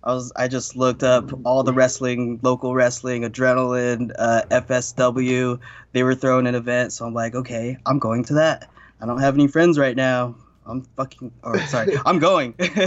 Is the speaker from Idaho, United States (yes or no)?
yes; Idaho, United States; moved away; I came from Idaho